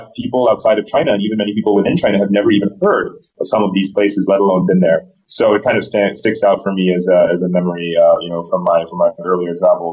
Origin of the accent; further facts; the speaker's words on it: India; born there; You know, I was born in India.